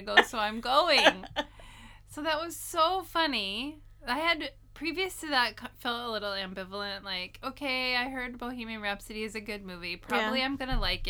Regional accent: United States; now in Japan; being American

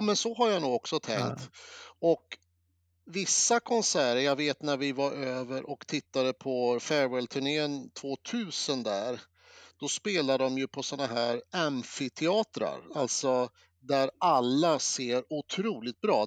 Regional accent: Eskilstuna, Södermanland, Sweden; Jag var ju från Eskilstuna

